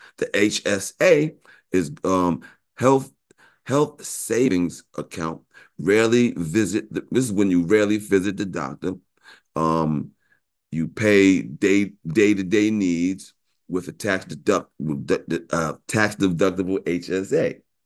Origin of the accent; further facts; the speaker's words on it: New York, United States; I'm from New York, went to Morehouse